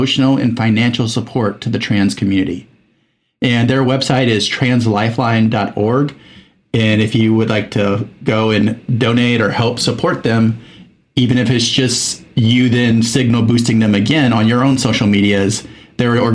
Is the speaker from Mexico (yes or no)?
yes; Mexico; moved away as an adult; I was in Mexico from age 8 to 19